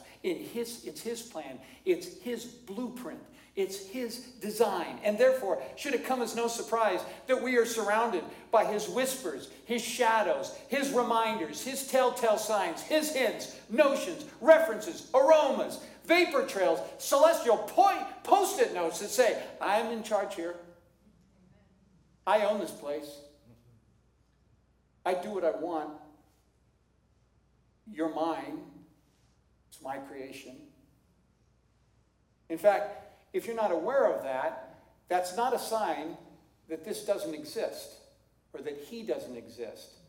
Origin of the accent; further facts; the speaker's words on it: Seattle, Washington, United States; I'm from Seattle.